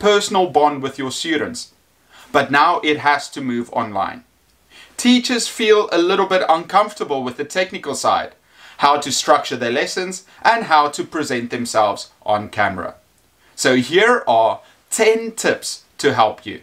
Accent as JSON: {"language": "English", "country": "South Africa", "said": "I am an English teacher from South Africa."}